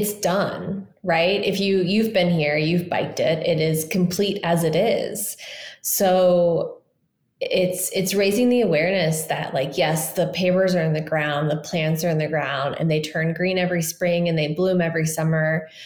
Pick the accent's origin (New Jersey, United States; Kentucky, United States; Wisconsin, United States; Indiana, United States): Indiana, United States; Indianapolis; moved away as an adult; also born or lived in Bay Area; I was born and raised in Indianapolis